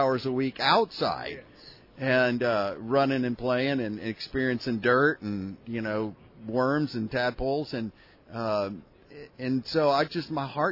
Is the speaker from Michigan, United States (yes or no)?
no; Houston, Texas, United States; now in Austin, United States; Born and raised in Houston, Texas.